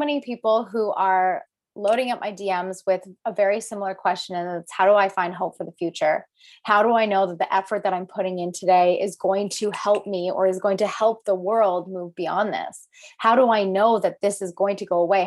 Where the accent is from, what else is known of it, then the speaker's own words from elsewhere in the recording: Alberta, Canada; I am from Alberta, Canada